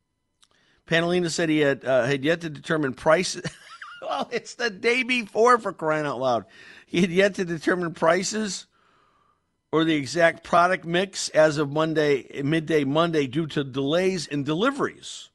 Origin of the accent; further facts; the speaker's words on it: Meriden, Connecticut, United States; Meriden, the Silver City, my hometown